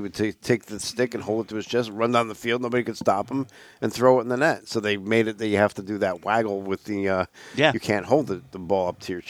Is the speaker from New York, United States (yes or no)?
yes; Long Island, New York, United States; growing up on Long Island